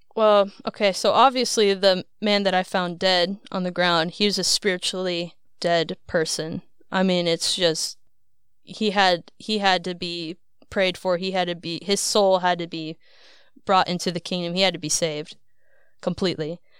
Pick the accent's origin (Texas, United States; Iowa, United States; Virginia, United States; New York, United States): Iowa, United States; moved away; I was born and raised in Iowa